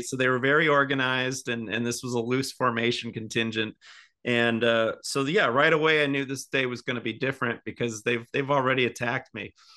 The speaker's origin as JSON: {"language": "English", "region": "Indiana", "country": "United States", "tie": "born or raised there", "accent": "Midwest", "moved": "as an adult", "lives_now": "Seattle, United States", "said": "I'm from the Midwest"}